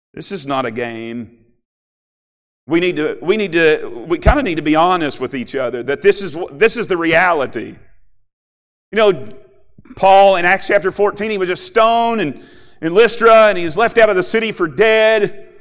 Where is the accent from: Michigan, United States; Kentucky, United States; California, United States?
Kentucky, United States; moved away as an adult; now in Ohio, United States; I grew up in Kentucky